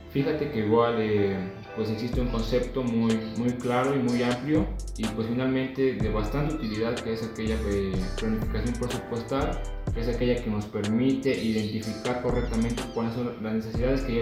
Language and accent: Spanish; Mexico; como mexicanos no tenemos aquella cultura eh, financiera